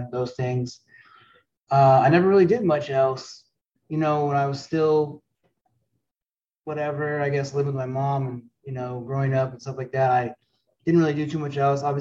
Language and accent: English; Canada; I mean I grew up in Canada, so I mean smoking weed is it's not even a thing, you know.